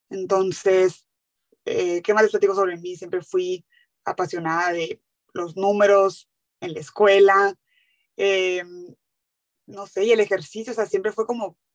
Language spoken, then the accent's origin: Spanish; Hermosillo, Sonora, Mexico; moved away as an adult; also born or lived in Mexico City; now in San Diego, United States; Yo soy de Hermosillo, Hermosillo, Sonora. crecí ahí, viví ahí toda mi vida hasta la carrera que me fui a estudiar. Yo estudié en la Ciudad de México